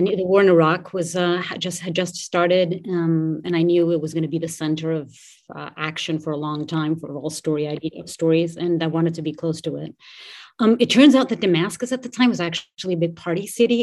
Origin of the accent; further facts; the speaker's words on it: Portugal; moved away as an adult; I grew up in Portugal. I was there until I was about twenty-three, four years old.